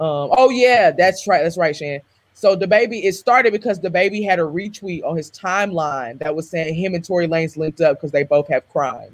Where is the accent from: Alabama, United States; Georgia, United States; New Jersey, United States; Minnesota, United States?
Georgia, United States; I'm from 2 hours east of Atlanta.